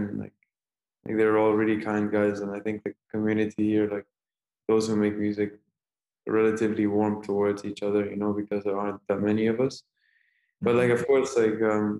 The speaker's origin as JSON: {"language": "English", "country": "Saudi Arabia", "tie": "born or raised there", "also_born_or_lived": "Egypt", "said": "I am Egyptian, like so like as well, so like I always go back home in the summers. And so like, and like I was born in Saudi Arabia, like I just like I'm full Middle East"}